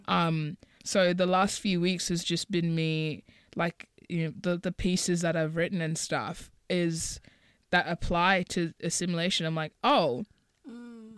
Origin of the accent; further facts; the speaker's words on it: Botswana; I was born in Botswana, and neither of my parents are from Botswana